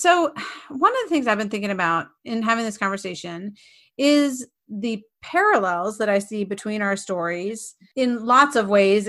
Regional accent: North Carolina, United States; growing up in North Carolina

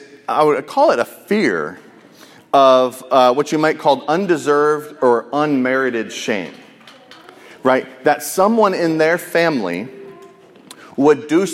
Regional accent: United States; as an American

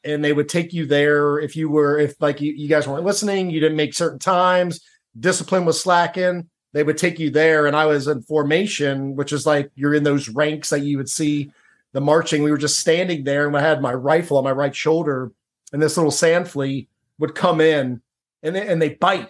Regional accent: Cincinnati, Ohio, United States; I grew up in Cincinnati, Ohio. I grew up in a suburban neighborhood.

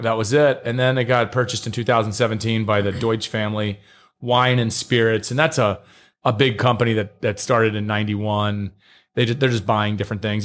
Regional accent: near Cincinnati, Northern Kentucky, United States; grew up like more or less where Kentucky, Ohio, and Indiana touch

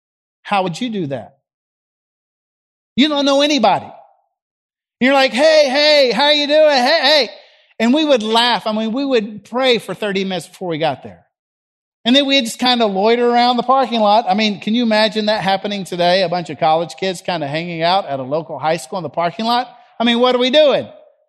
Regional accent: the South, United States; accent: Southern; And hey, with my Southern accent back then, up there in Chicago, trying to reach a bunch of high school kids that spoke Yankee, Chicagoan, they looked at me cross-eyed.

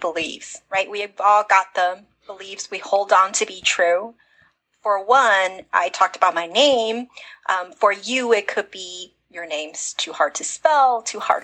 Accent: United States; I wasn't born in America. Even though I grew up in America

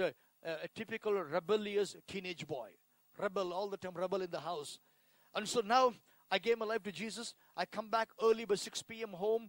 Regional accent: India; born or raised there

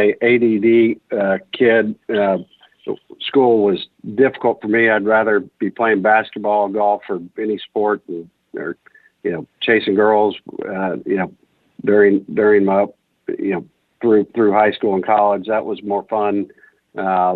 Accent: Houston, Texas, United States; also born or lived in Austin, Texas; Born and raised in Houston

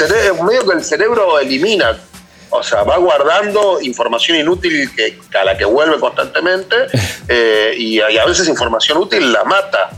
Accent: Argentina; los argentinos

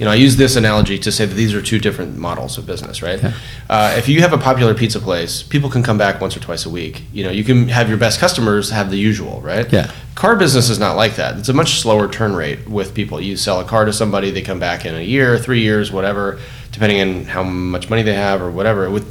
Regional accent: California, United States; This is when the Lakers were winning everything, and I'm growing up in Southern California.

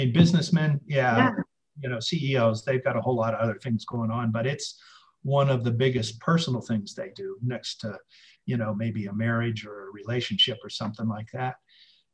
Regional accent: Boston, Massachusetts, United States; moved away as an adult; now in Santa Fe, United States; I'm from Boston originally

